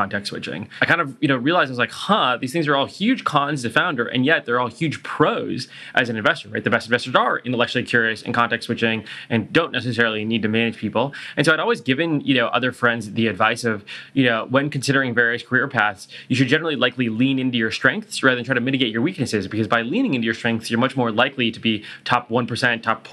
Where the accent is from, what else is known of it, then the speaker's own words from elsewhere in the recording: Silicon Valley, California, United States; when I was growing up in Silicon Valley